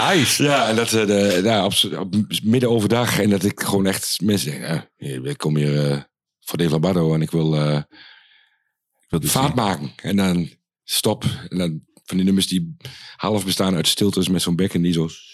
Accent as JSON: {"language": "Dutch", "area": "Achterhoek", "region": "Gelderland", "country": "Netherlands", "moved": "yes", "said": "vroeger bij ons in de Achterhoek was er niet zo heel veel"}